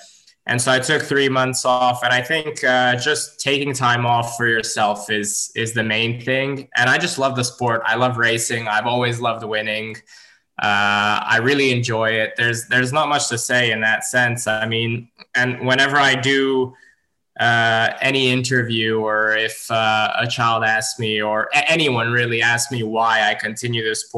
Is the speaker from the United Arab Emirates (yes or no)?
yes; Dubai, United Arab Emirates; also born or lived in Abu Dhabi; now in Serbia; I actually trained in Dubai and I was born in Abu Dhabi and I trained and lived in Dubai for 24 years out of these 27. It's only been the last 3 years that I moved back to Serbia